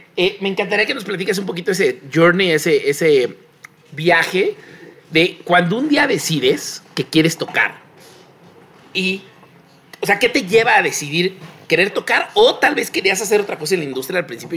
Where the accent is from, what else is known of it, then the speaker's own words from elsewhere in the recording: Mexico; somos de Azcapotzalco y satélite